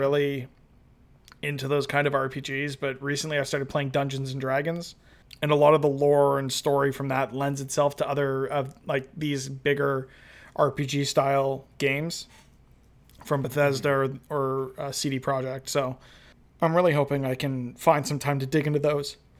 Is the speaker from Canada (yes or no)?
yes; Toronto, Ontario, Canada; all twenty-eight years of my existence I've lived in Toronto.